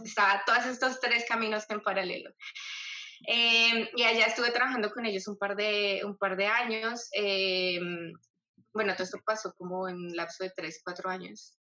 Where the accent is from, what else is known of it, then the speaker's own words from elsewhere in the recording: Colombia; moved away as an adult; now in Australia; Yo soy una colombiana que emigró a Australia ya hace, va a ser siete años, ocho años, perdón, en febrero